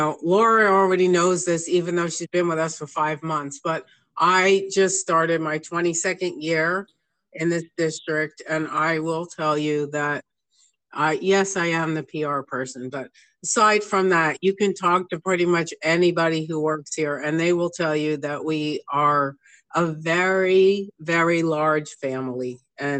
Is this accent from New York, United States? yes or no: yes; New York, United States; because I came from New York.